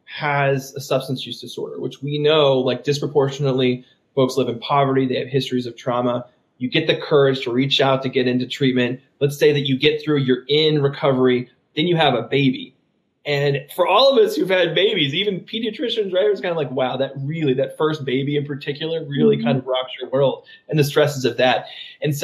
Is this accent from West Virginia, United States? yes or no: yes; West Virginia, United States; moved away; also born or lived in Tennessee; my home state of West Virginia.